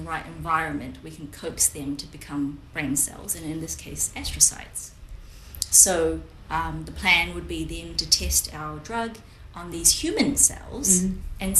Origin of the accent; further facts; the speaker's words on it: Wellington, New Zealand; also born or lived in United States; Wellington's my hometown.